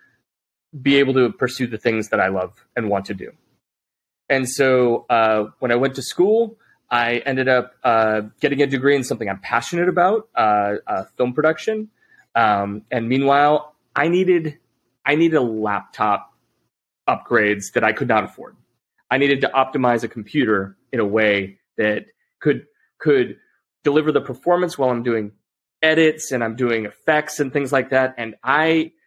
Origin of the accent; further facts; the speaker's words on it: Utah, United States; I grew up in Utah